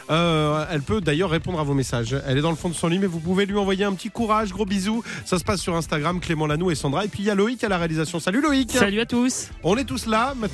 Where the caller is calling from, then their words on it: Toulouse, Occitania, France; je viens de Toulouse, la belle ville rose.